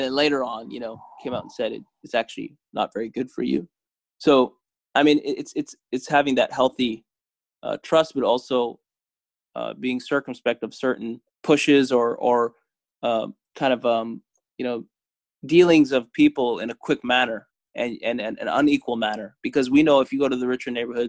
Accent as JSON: {"language": "English", "country": "Canada", "tie": "born or raised there", "said": "we're the first generation of Eritreans that is growing up in Canada"}